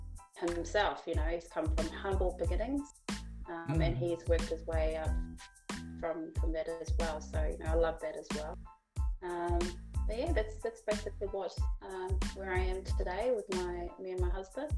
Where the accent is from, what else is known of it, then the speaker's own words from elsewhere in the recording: Melbourne, Victoria, Australia; I am from Melbourne, Australia.